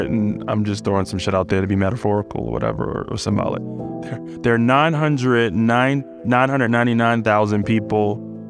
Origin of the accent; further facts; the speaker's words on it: Baltimore, Maryland, United States; moved away as an adult; now in Richmond, United States; I grew up in Baltimore and I didn't leave Baltimore until I was in my early 30s